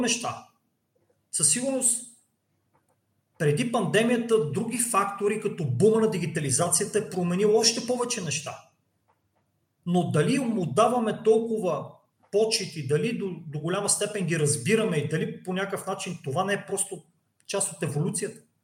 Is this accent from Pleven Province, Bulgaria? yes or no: yes; Cherven Bryag, Pleven Province, Bulgaria; moved away; аз съм от Червен бряг. Червен бряг също не е голям град.